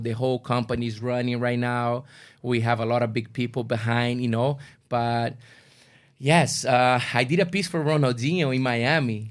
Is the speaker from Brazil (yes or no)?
yes; Brazil; English is a second language; now in Toronto, Canada; my good friends that we grew up together in Brazil